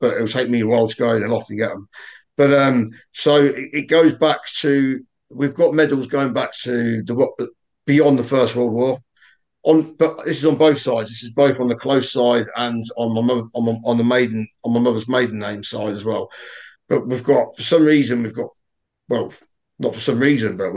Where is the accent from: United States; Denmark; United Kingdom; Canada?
United Kingdom; Welwyn Garden City, East of England; also born or lived in Corby / Kettering; I was born in Wellingarn City, outskirts of Luton